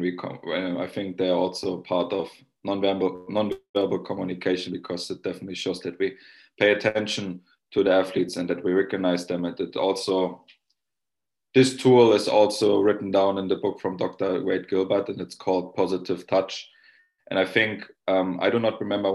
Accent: Germany; now in Finland; I'm from Germany

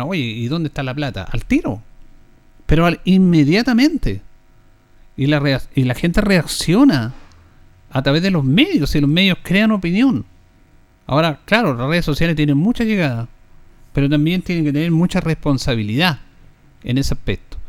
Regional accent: Linares, Maule, Chile; los que somos de Linares

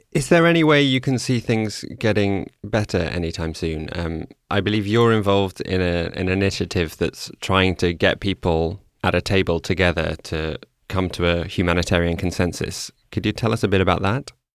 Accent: Amsterdam, North Holland, Netherlands; in my hometown of Amsterdam

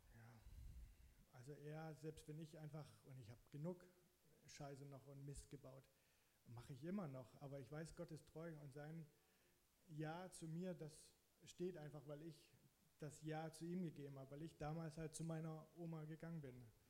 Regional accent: Zittau-Görlitz area, Saxony, Germany; moved away as an adult; now in Hamburg, Germany; ich komme halt aus der Ecke Zittau-Görlitz

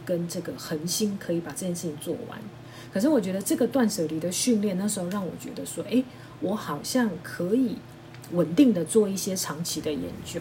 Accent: Taiwan; 我们在台湾长大的人

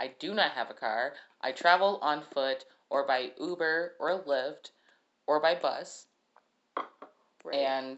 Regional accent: Detroit, Michigan, United States; I'm from Detroit.

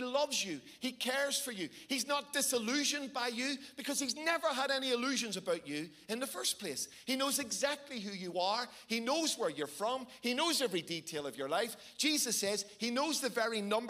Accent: Belfast, Northern Ireland, United Kingdom; I'm from Belfast. That's the home of my birth. That's the strange accent you're hearing.

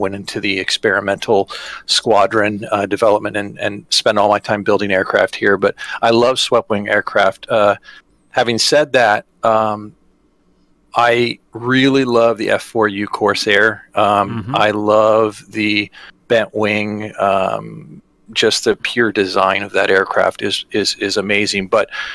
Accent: Southern California, United States; I grew up in Southern California

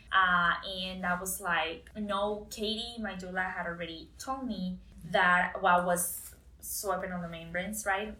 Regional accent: Costa Rica; moved away as an adult; But I'm was born and raised in Costa Rica.

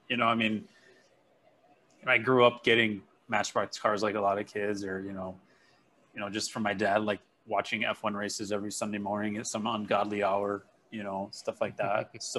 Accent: Elk Grove Village, Illinois, United States; moved away as an adult; also born or lived in Japan; now in Hawaii, United States; where I grew up in the Elk Grove kind of Schaumburg area, really close to Arlington Heights

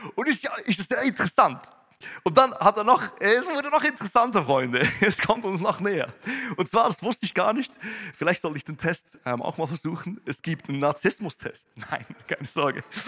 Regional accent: Switzerland; ich komme aus der Schweiz, komme aus einem Bauerndorf, da gibt es mehr Kühe als, als Menschen.

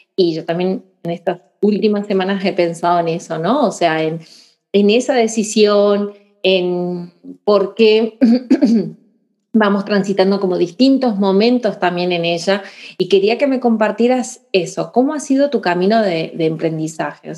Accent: Argentina; moved away as an adult; now in Spain; llevo casi la mitad de años eh, aquí, en la tierra también que me adaptó y, y casi tantos como en Argentina

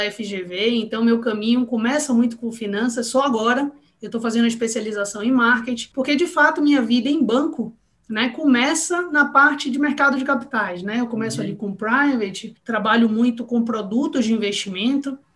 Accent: Salvador, Bahia, Brazil; eu sou baiana, né? Tipo, sou soteropolitana, sou de Salvador, mas minha família é toda do interior da Bahia

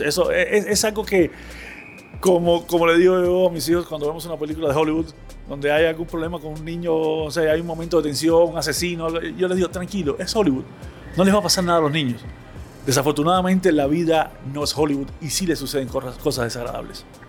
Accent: Havana, Cuba; en un barrio que, donde yo crecí en La Habana

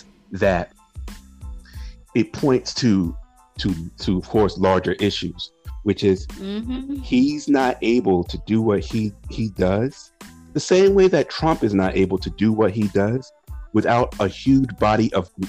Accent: Connecticut, United States; also born or lived in Chicago; I grew up in Connecticut

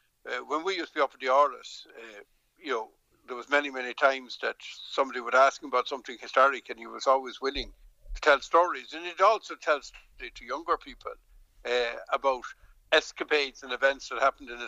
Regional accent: Dublin, Leinster, Ireland; moved away as an adult; now in Connemara, Ireland; Now, I grew up in Dublin. I'm from Dublin

